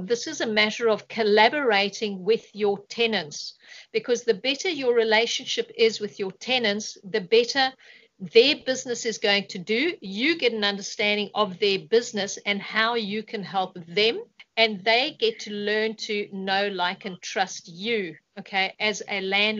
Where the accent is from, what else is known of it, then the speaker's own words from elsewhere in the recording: South Africa; moved away as an adult; I moved from South Africa about 6.5 years ago. And I really did build my portfolio up in South Africa, and I got a good understanding of how real estate works.